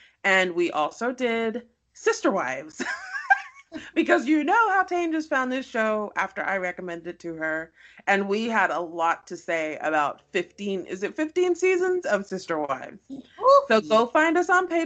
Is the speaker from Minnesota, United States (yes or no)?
no; Houston, Texas, United States; born or raised there